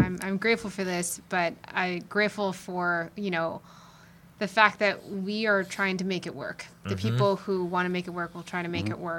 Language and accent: English; Princeton, New Jersey, United States; moved away as an adult; now in Jersey Shore, United States; I'm from like Princeton, like Mercer County area, so like central west Jersey.